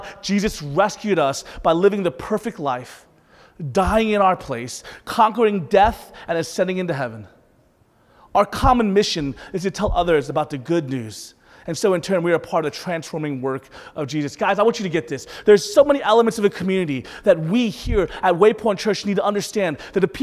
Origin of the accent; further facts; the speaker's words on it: the South, United States; Growing up in the South, being a minority in the South